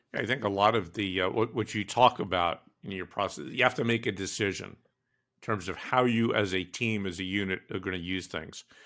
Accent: New York, United States; I grew up in New York, in Brooklyn

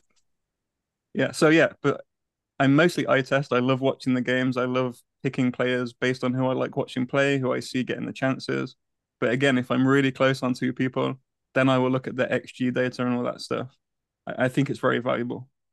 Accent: Coventry, West Midlands, United Kingdom; now in United States; I was born and raised in the U K, in a town called Coventry in the West Midlands

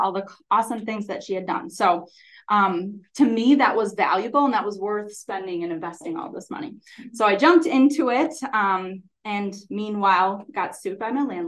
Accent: Holmen, Wisconsin, United States; I'm from Holman, so I really wanted to teach in my hometown

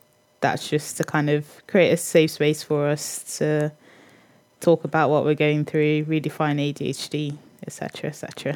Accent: Birmingham, West Midlands, United Kingdom; moved away as an adult; now in Nottingham, United Kingdom; I'm 24 years old, which I had to think about the other day. Grew up in Birmingham, but I've now lived in Nottingham for about 5 years, so it feels more like home.

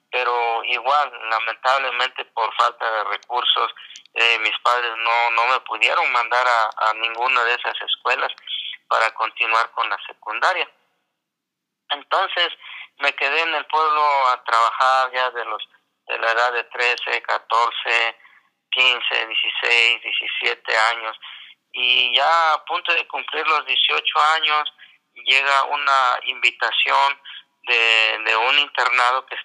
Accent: his village in Oaxaca, Mexico; moved away as an adult; also born or lived in Natividad, Ixtlán, Oaxaca / Los Angeles, California; now in United States; en nuestra comunidad, solamente eh, se enseñaba hasta segundo año de primaria. Entonces yo curso el segundo año de, primaria en, mi pueblo

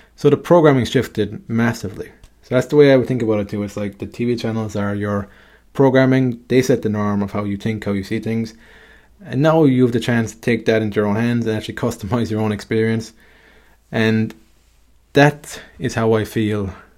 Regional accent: Ireland; me growing up in Ireland

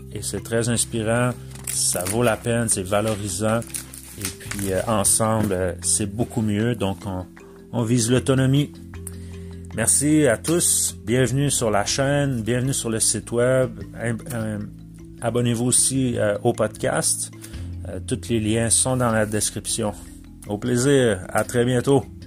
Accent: Mauricie, Quebec, Canada; j'habite en Mauricie. je suis natif de la Mauricie

